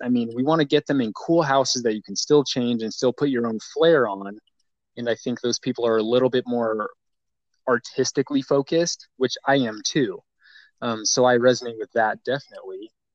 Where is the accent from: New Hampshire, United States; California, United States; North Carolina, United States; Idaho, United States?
Idaho, United States; Boise; I grew up in Boise, Idaho